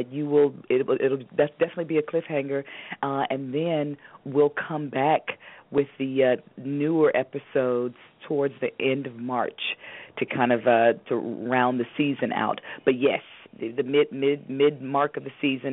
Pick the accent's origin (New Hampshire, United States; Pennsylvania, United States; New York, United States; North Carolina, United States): North Carolina, United States; Durham; I'm from Durham, North Carolina, and I started acting. My mom put me in the acting class at 5 years old at the W.D. Hill Recreation Center in Durham